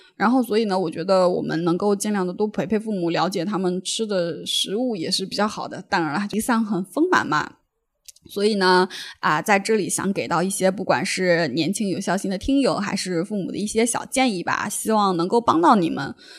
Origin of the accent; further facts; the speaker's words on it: China; moved away; also born or lived in Jiangsu/Zhejiang area; 从小在那个碳水大生长大